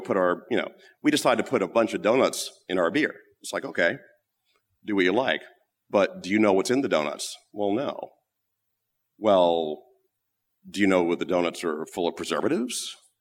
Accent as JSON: {"language": "English", "country": "United States", "also_born_or_lived": "London", "said": "being an American"}